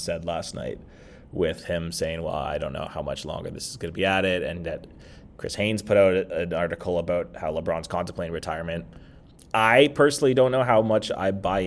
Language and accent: English; Kitchener, Ontario, Canada; I'm from Kitchener-Waterloo